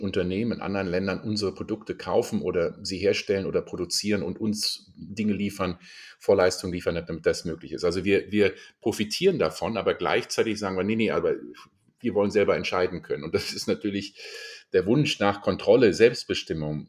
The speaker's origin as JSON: {"language": "German", "country": "Germany", "also_born_or_lived": "Indonesia", "said": "bei uns in Deutschland"}